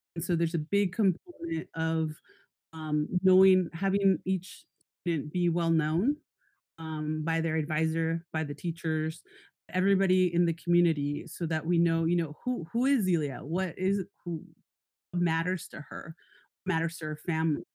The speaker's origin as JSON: {"language": "English", "town": "San Diego", "region": "California", "country": "United States", "tie": "born or raised there", "also_born_or_lived": "Tijuana, Mexico", "moved": "yes", "lives_now": "Northern California, United States", "said": "I grew up in San Diego and Tijuana on both sides of the border"}